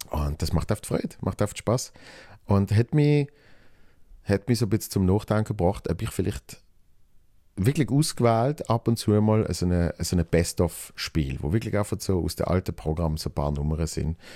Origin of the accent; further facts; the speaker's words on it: Switzerland; Bruno, äh, Dreifuß und mich als Schweizer, damit so das Trinationale ist.